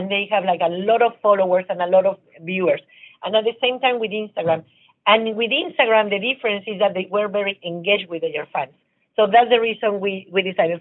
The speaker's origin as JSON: {"language": "English", "country": "Mexico", "also_born_or_lived": "New York / Miami", "moved": "yes", "lives_now": "United States", "said": "I'm from Mexico. I live in New York and in Miami."}